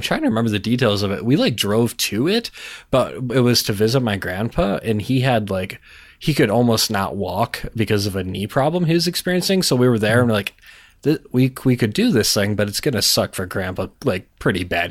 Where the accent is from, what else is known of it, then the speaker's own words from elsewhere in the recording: Minnesota, United States; now in North Dakota, United States; I was born in Minnesota